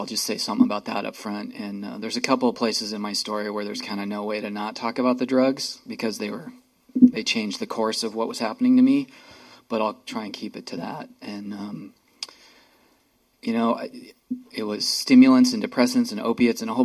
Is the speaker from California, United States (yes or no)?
yes; Santa Cruz, California, United States; moved away as an adult; also born or lived in San Francisco; now in Seattle, United States; I got sober in Santa Cruz, California in 1989 when I was 22